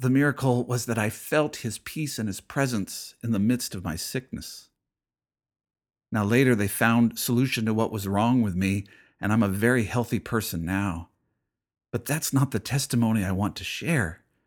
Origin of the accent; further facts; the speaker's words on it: United States; being an American